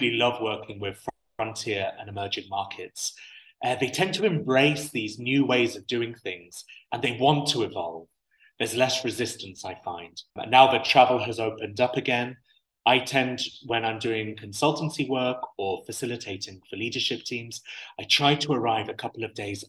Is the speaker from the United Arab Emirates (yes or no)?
yes; United Arab Emirates; I have this unique perspective of being half English and half Syrian, but born and raised in the UAE